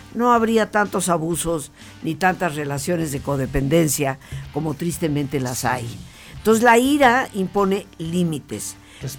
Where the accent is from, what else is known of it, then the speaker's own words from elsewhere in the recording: Mexico; moved away as an adult; yo siendo mexicana